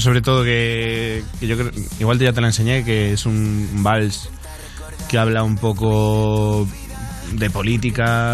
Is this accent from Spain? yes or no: yes; Spain; como todo español